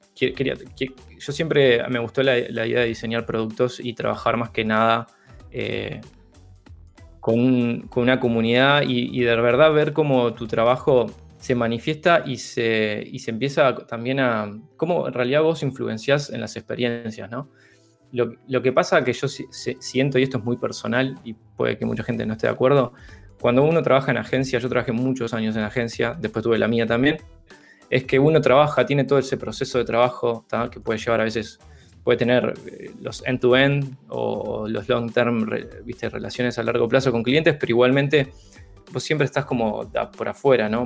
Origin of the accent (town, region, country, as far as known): Uruguay; moved away as an adult